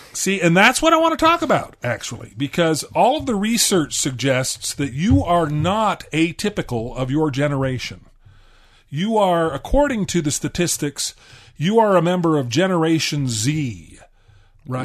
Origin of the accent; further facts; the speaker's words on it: Southern California, United States; also born or lived in Washington, D.C.; I actually grew up in Southern California